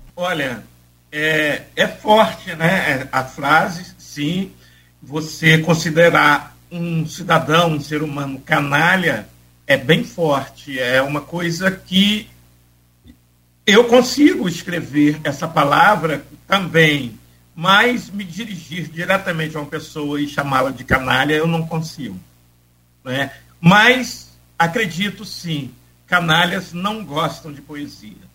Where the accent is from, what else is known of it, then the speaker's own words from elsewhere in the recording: Campos dos Goytacazes, Rio de Janeiro, Brazil; moved away as an adult; now in São Francisco de Itabapoana, Brazil; ainda morava na Fazenda Santa Maria de Capumanga, onde eu nasci